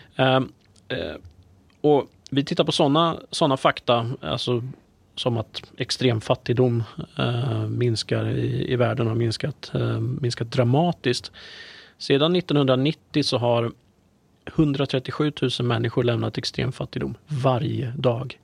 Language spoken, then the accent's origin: Swedish; Närke, Örebro County, Sweden; jag är ju närking i, i grunden